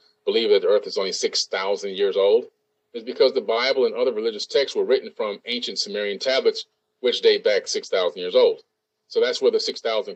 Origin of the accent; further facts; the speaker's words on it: Boca Raton, Florida, United States; I'm from Boca Raton, Florida